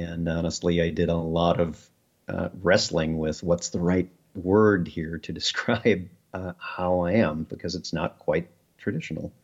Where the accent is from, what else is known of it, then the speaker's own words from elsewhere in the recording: Midwest, United States; Midwest Americans